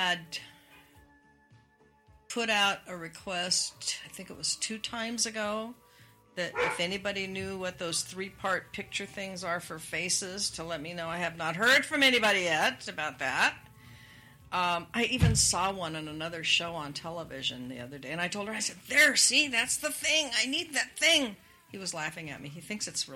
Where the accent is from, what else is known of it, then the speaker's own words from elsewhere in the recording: Spokane, Washington, United States; moved away; I grew up in Washington State. We had snow, especially in Spokane.